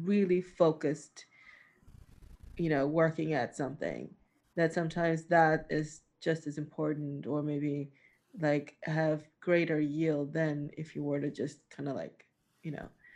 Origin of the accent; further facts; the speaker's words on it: New York, United States; I grew up in New York